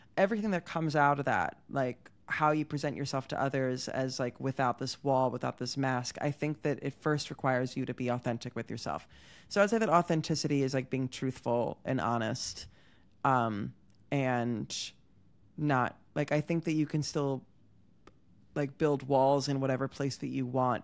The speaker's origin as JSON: {"language": "English", "town": "Havertown", "region": "Pennsylvania", "country": "United States", "tie": "born or raised there", "moved": "as an adult", "lives_now": "Tel Aviv, Israel", "said": "I'm from Pennsylvania"}